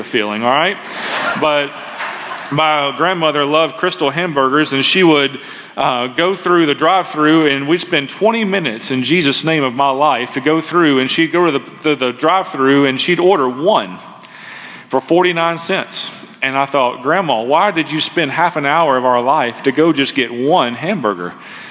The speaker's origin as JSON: {"language": "English", "town": "Memphis", "region": "Tennessee", "country": "United States", "tie": "born or raised there", "also_born_or_lived": "Marysville, Ohio", "moved": "as an adult", "said": "I was raised as primarily by my grandparents as a boy growing up in Memphis"}